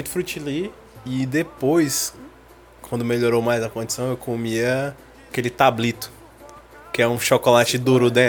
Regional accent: Icaraí, Brazil; Uma moreninha eu comia muito lá no Icaraí. Lá no, no, tem um condomínio, né? Que eu cresci lá no Icaraí. Na minha, todas as minhas férias eu ia pra lá.

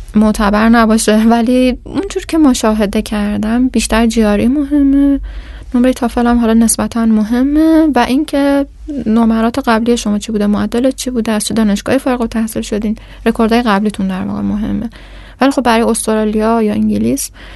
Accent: Iran; من ایرانی هستم

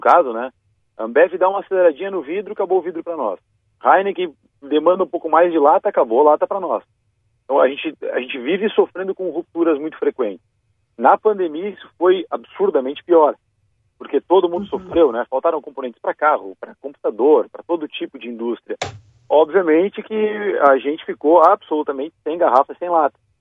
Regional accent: Vale do Taquari, Rio Grande do Sul, Brazil; lá na minha região, no Vale do Taquari

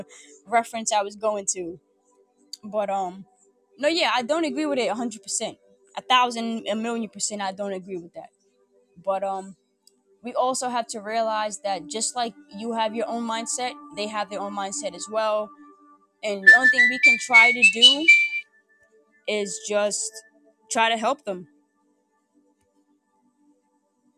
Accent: New York City, New York, United States; I'm from New York City

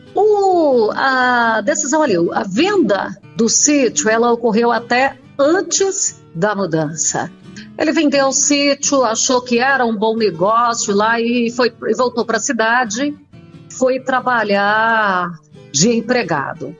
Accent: Colorado do Oeste, Rondônia, Brazil; now in Jataí, Brazil; eu sou de Colorado do Oeste, em Rondônia. Hum. Na realidade, eu fui para lá com um ano

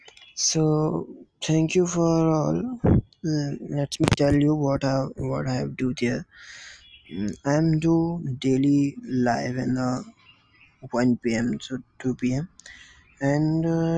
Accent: India; I am from India

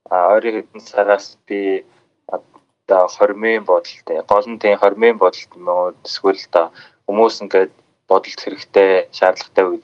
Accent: Xilingol League, West Sonid Banner, Inner Mongolia, China; Би Өвөр Монгол нутагтай. Өвөр Монголын Хилийн гол аймгийн Баруун сүнд шугаар нутагтай. Тэгээд аа би одоо өнөө жил 24-тэй.

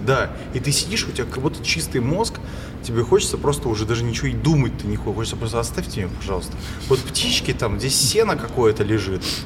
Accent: Pushkin, Saint Petersburg, Russia; я вообще из Питера, но я из Пушкина

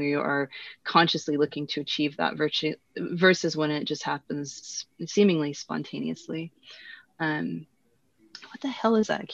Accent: Washington, United States; also born or lived in Ontario; I'm actually from Washington State

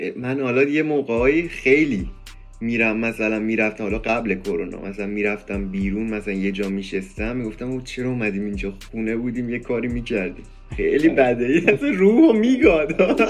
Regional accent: Iran; ما تو ایرانیم

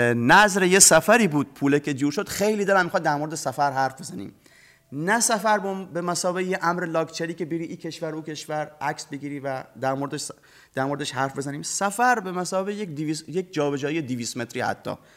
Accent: Bushehr, Bushehr Province, Iran; محله قدیمی که هم خونه بچگیام ببینه هم محله جذابتری از بوشهر بودن

